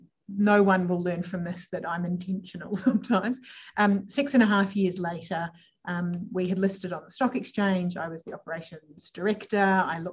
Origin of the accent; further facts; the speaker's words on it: New Zealand; now in Adelaide, Australia; I'm originally from New Zealand, if we're being literal, but celebrated my 20-year anniversary of being in Australia last week. Sometimes I have an accent, sometimes I don't, but love being in Adelaide because you all sound like Kiwis